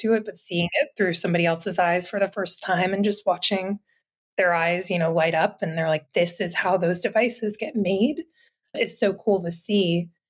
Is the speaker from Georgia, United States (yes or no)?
yes; Atlanta, Georgia, United States; moved away as an adult; also born or lived in North Carolina; I'm from the Atlanta area originally and went to Georgia Tech for undergrad